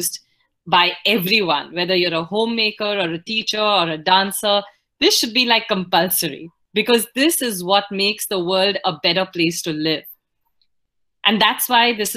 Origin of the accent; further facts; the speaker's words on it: Pune, Maharashtra, India; also born or lived in northern India; I grew up in Pune in Maharashtra, but I am otherwise from the northern part of the country.